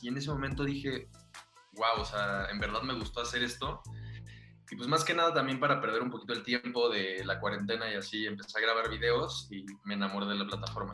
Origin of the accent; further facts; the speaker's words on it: Monterrey, Nuevo León, Mexico; moved away; yo soy de Monterrey, yo nací en Monterrey, me mudo, me mudo para acá con mi familia